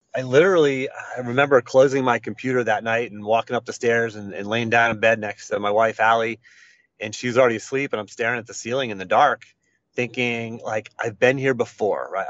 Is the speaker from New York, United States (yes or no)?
no; Western Pennsylvania, United States; I grew up in Western Pennsylvania, just a, a, a country boy, blue collar family